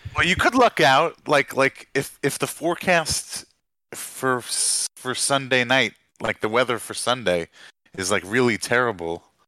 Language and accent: English; New York, United States; moved away; I'm from New York